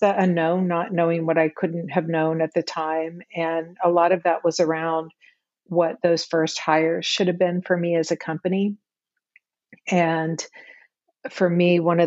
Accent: St. Simons Island, Georgia, United States; I grew up on a small island off the coast of Georgia called St. Simon's Island

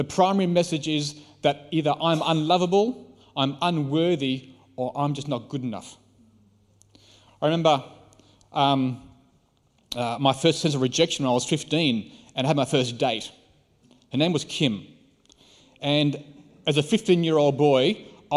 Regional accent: Australia

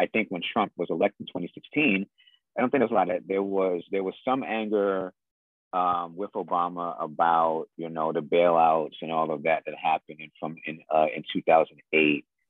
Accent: New York City, New York, United States; I am from Jamaica, Queens

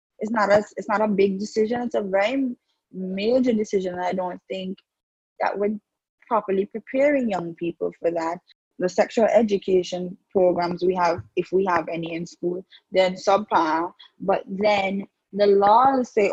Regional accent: Antigua & Barbuda; as a young woman, growing up in the Antiguan society

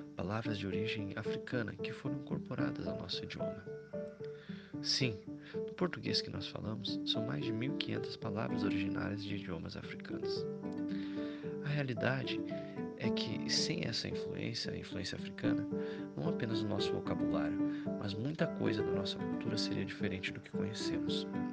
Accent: Brazil; você e eu, brasileiros

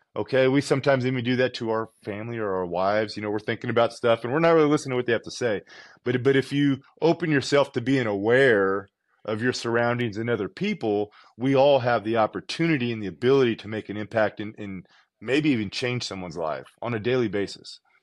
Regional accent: Southern California, United States; I'm from California, Southern California. Had a pool in my backyard. Used to swim all the time.

